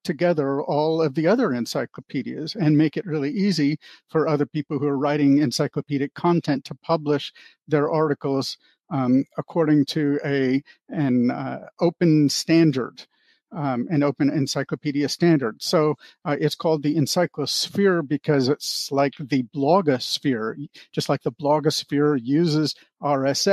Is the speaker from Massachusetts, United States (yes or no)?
no; Anchorage, Alaska, United States; moved away as an adult; also born or lived in Bellevue, Washington; now in Ohio, United States; we went to Anchorage, Alaska, and I grew up there from the age of 7 to 18